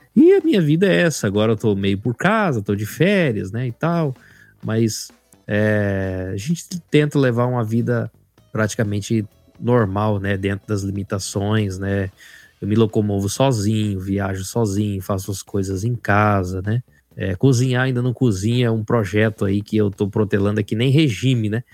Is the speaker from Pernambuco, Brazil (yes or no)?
no; Rondonópolis, Mato Grosso, Brazil; born or raised there; also born or lived in Cascavel, Paraná